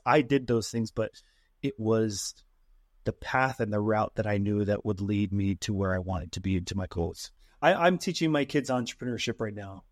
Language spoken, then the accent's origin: English; Utah, United States; Born and raised here in good old Utah